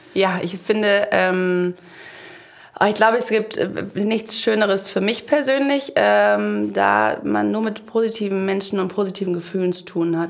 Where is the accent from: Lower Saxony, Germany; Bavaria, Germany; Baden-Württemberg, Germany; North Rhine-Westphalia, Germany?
Baden-Württemberg, Germany; Aulendorf; ich komme aus Aulendorf